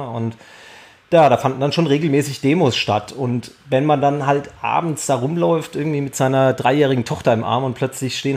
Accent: Bavaria, Germany; also ich bin in Nordbayern aufgewachsen, da spürt man das nicht so

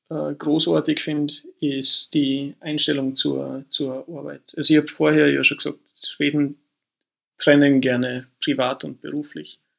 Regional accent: Austria; also born or lived in Northern Germany; now in Sweden; also ich habe das vorher schon, schon gesehen, wie ich nach Norddeutschland gezogen bin aus Österreich. Das war schon ein Kulturschock.

